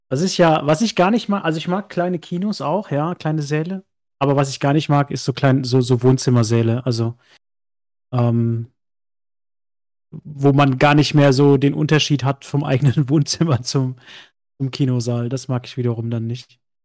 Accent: Westerwald, Rhineland-Palatinate, Germany; moved away; ich komme ja ursprünglich aus dem Westerwald, ganz, ganz tief irgendwo aus dem letzten Loch

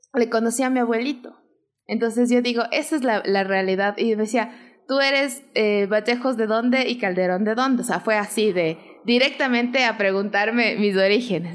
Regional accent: Atuntaqui, Imbabura, Ecuador; todo el mundo sabe que no soy ibarreña, que siempre digo que soy de Tuntaki

